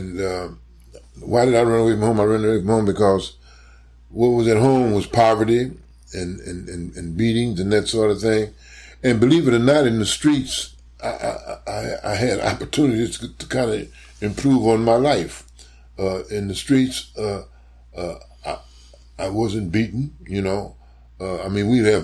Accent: St. Louis, Missouri, United States; moved away as an adult; also born or lived in New York; now in Chicago, United States; growing up in St. Louis

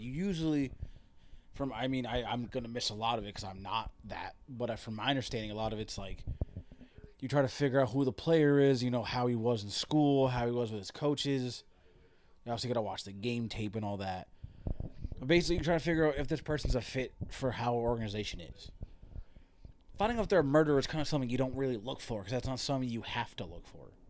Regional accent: Connecticut, United States; I am from Connecticut

